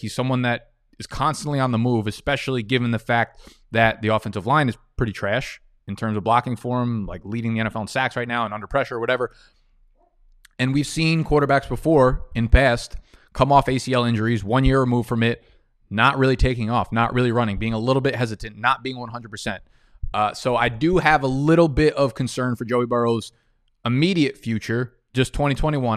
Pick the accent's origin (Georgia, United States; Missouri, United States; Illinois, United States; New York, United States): New York, United States; I'm from the East Coast, Northeast, New York